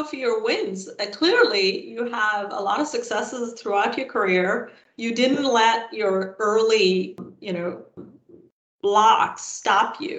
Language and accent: English; India; I grew up in India, which is a third world country, when I was growing up